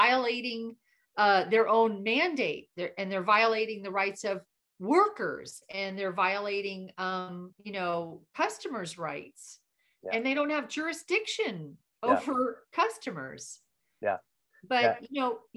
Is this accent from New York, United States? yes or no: no; Florida, United States; I'm from Florida